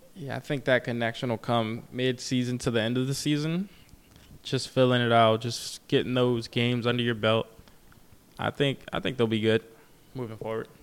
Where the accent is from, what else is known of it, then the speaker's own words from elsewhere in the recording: Maryland, United States; I'm from Maryland